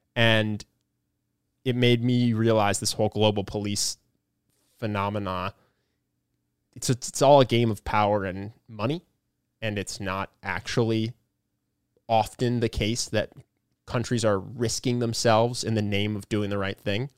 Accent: United States; as an American

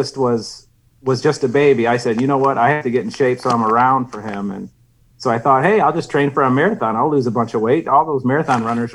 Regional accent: St. Louis, Missouri, United States; I'm from St. Louis

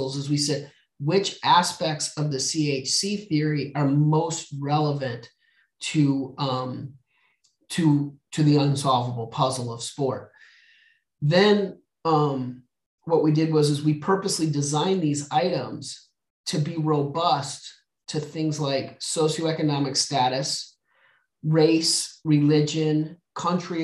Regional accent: New Mexico, United States; I grew up in the desert of New Mexico.

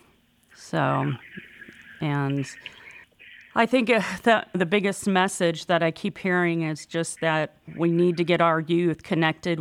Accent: Yakama Reservation, Washington, United States; I grew up on the same reservation that Chief did

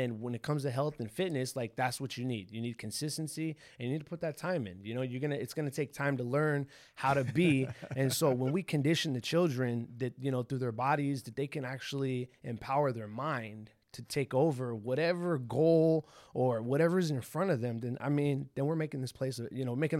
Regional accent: Pasadena, California, United States; I grew up in Pasadena, you know, Pasadena, California. That's where I'm from.

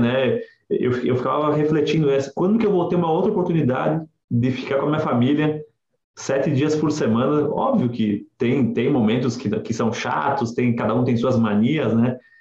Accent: Nova Prata, Rio Grande do Sul, Brazil; moved away as an adult; also born or lived in Porto Alegre / Santa Catarina; eu sou natural de Nova Prata e estudava em Porto Alegre e trabalhei alguns anos em Santa Catarina

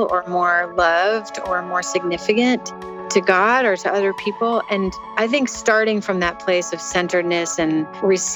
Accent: St. Louis, Missouri, United States; moved away as an adult; also born or lived in Nashville, Tennessee; I am from St. Louis, Missouri

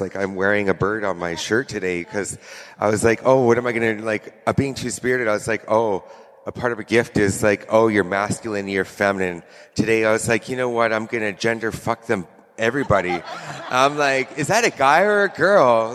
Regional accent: Squamish Nation, British Columbia, Canada; I come from the Squamish Nation, and it's a reserve of, I would say, 300 people

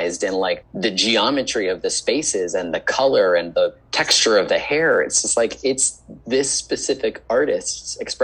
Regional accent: Arlington, Virginia, United States; moved away as an adult; also born or lived in Los Angeles / Charlottesville, Virginia; now in New York City, United States; when I was growing up in Arlington on Lee Highway, there was a Blockbuster Video

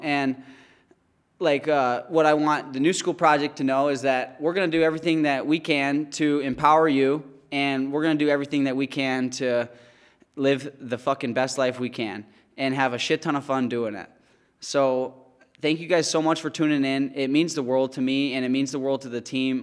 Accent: White Lake, Michigan, United States; I grew up in White Lake, Michigan. It's Oakland County, Michigan.

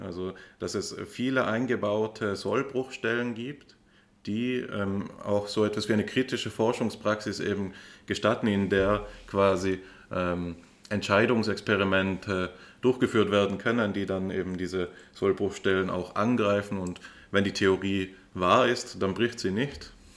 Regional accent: Austria; mir als Österreicher

